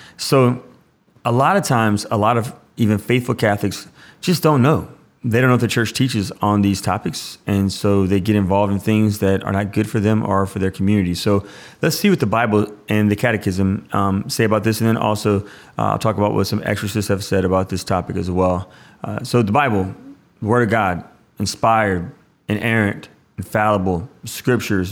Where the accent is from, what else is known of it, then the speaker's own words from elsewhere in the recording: Louisiana, United States; I'm from Louisiana